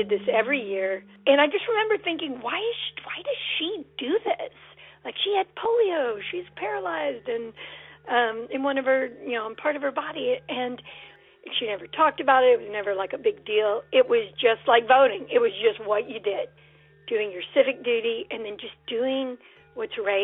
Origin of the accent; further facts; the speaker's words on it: the South, United States; now in Seattle, United States; I was raised in the South, and now I'm a proud citizen of Seattle, Washington.